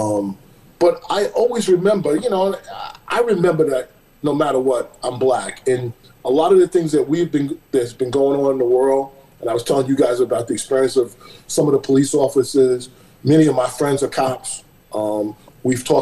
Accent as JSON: {"language": "English", "town": "New York City", "region": "New York", "country": "United States", "tie": "born or raised there", "moved": "as an adult", "lives_now": "California, United States", "said": "I was raised in Brooklyn, went out to the suburbs, went to high school out there, went to college out there"}